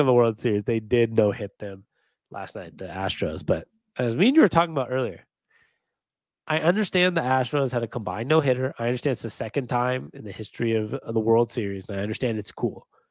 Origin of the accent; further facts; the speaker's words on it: Seattle, Washington, United States; my hometown Seahawks